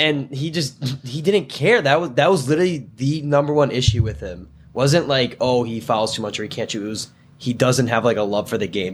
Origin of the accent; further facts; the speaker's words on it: Plainfield, Illinois, United States; I'm from Plainfield, Illinois, suburb outside of Chicago.